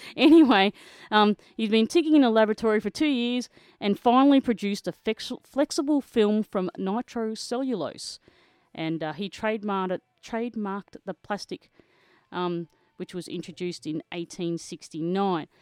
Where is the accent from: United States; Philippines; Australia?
Australia; Kerang, Victoria; Kerrang, Victoria, my hometown